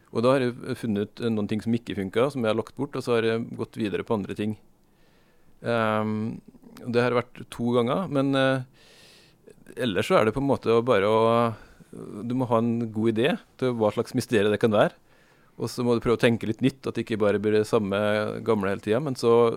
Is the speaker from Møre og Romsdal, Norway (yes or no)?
yes; Sunndalen, Møre og Romsdal, Norway; hjemstedet mitt er eh, eh, Sunndalen